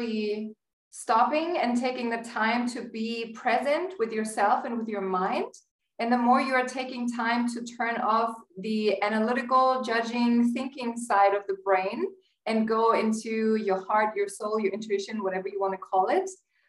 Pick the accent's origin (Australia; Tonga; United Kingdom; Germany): Germany; English is a second language; moved away as an adult; also born or lived in United States; now in Cairo, Egypt; I was born and raised in Germany. You may hear from my accent a little bit.